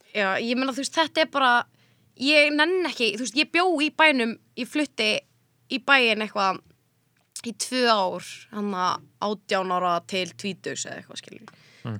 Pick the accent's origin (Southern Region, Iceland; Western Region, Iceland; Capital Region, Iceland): Capital Region, Iceland; Mosfellsbær; also born or lived in Reykjavík; ég var alltaf upp í Mósó